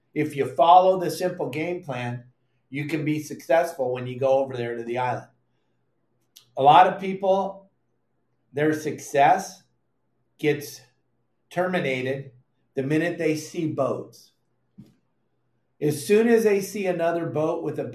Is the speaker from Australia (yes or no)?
no; Dana Point, California, United States; Grew up, born and raised in Dana Point, California